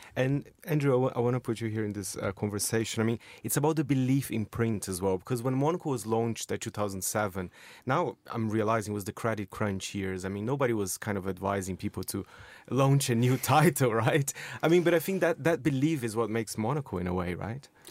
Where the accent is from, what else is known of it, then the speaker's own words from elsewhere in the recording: Brazil; moved away; I'm from Brazil